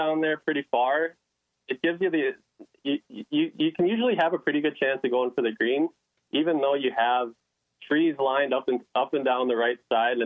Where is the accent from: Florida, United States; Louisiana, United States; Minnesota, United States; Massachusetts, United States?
Minnesota, United States; Maple Grove; I grew up in Maple Grove, graduated in 2015, played high school golf for 6 years on the golf team